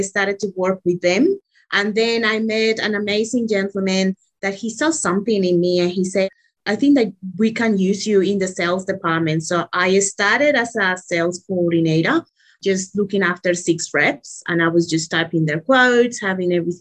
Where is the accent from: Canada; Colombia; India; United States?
Colombia; moved away as an adult; now in Australia; I was born in Colombia, and about 17 years ago, I came to Australia to finish my education